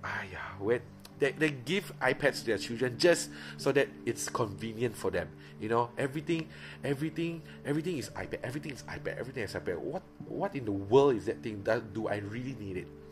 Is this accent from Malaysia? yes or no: yes; Miri, Sarawak, Malaysia; moved away; before i went back to miri before i go back to my own my hometown